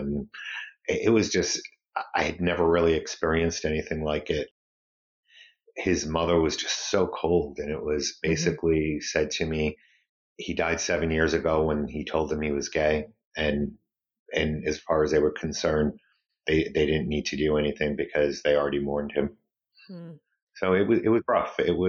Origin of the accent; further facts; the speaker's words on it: Brockton, Massachusetts, United States; Brockton is a very blue-collar city on the South Shore of Massachusetts. At the time I grew up, it was a very ethnic city.